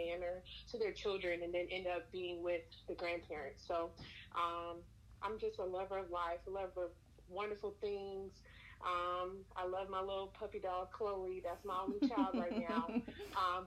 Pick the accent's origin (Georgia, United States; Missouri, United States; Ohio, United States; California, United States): Georgia, United States; Savannah; now in Atlanta, United States; I'm originally from Savannah